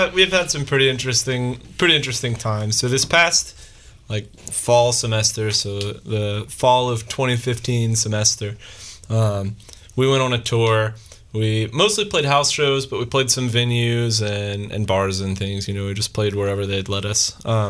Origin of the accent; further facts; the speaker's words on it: Atlanta, Georgia, United States; now in Baton Rouge, United States; that's my hometown